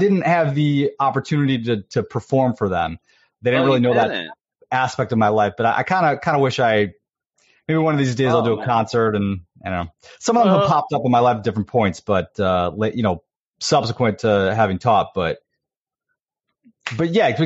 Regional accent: Buffalo, New York, United States; I'm originally from upstate, Buffalo, New York, like almost near Canada, upstate.

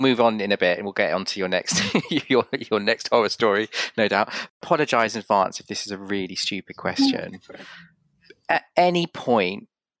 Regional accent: United Kingdom; And so, you know, I'm as British as you, you know?

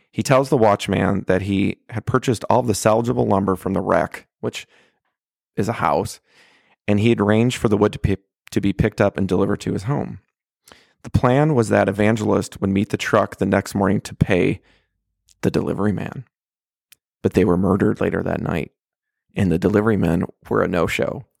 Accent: Michigan, United States; now in Oklahoma, United States; my home state of Michigan

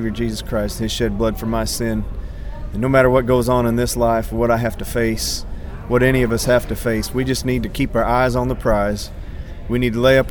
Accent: Macon, Missouri, United States; We're from a town in north central Missouri called Macon, Missouri

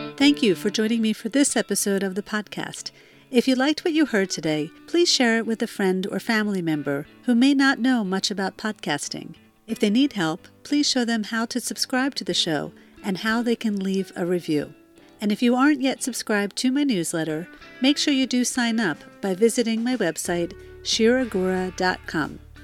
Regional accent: close to Philadelphia, Pennsylvania, United States; my hometown close to Philadelphia

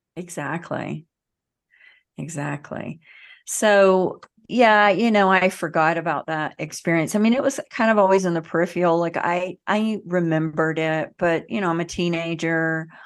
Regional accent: the South, United States; I grew up in the South in the United States.

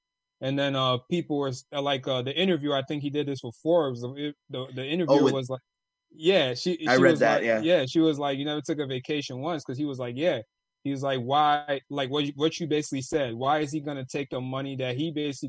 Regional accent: Ghana; From Ghana.

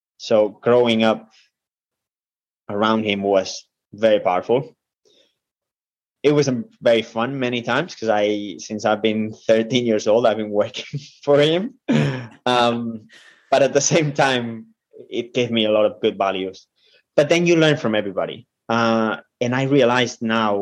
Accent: Spain; moved away; I come from Spain

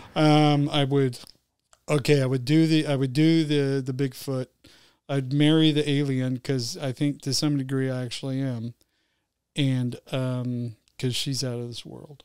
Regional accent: Utah, United States; I grew up in Utah

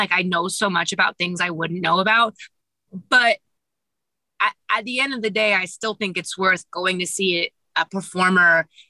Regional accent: Kansas, United States; I'm from Kansas.

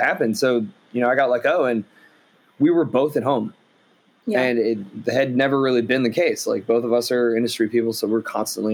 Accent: Boston, Massachusetts, United States; moved away as an adult; also born or lived in Baltimore, Maryland; now in Chicago, United States; moved to Boston when I was younger, or a little bit older rather, still pretty young though, 7 or 8, and lived there for, 13, 14 years

